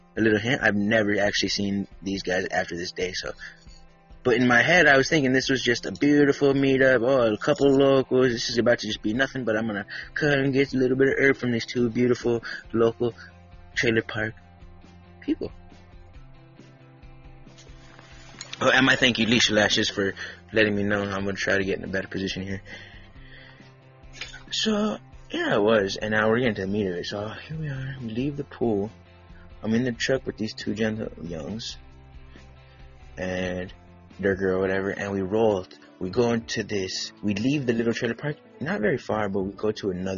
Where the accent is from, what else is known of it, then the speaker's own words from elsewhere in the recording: California, United States; I'm from California